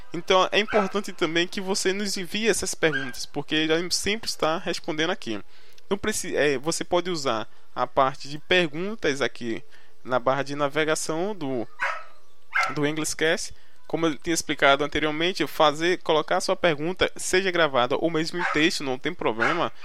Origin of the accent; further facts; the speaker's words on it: Recife, Pernambuco, Brazil; accent: nordestino; tenho 21 anos e sou do Recife, Pernambuco. Você irá escutar muito esse sotaque carregado do nordestino, né?